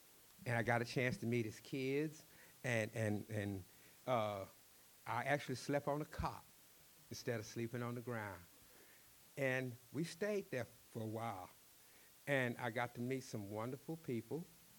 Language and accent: English; Texas, United States; He asked me about Texas. I told him I was from Texas, and he wanted to know if I was a cowboy.